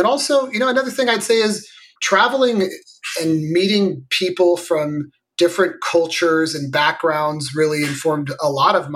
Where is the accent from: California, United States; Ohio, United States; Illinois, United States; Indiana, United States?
California, United States; Morgan Hill; I grew up in Northern California, at the time it was a little rural farm town called Morgan Hill that's adjacent to San Jose